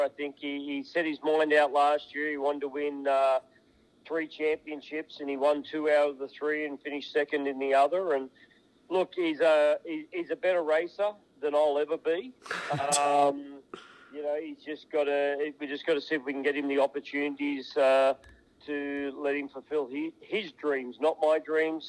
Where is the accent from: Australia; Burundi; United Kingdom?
Australia; moved away; the racetrack that I grew up in Australia on.